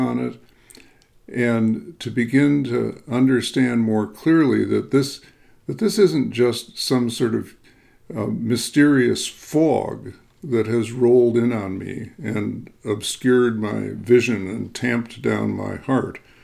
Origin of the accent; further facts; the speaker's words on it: Chicago, Illinois, United States; also born or lived in upper Midwest; I grew up in the Chicago area, so I'm very accustomed to hard winters